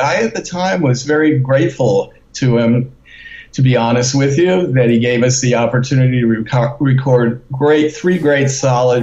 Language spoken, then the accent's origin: English; Detroit, Michigan, United States; now in New York, United States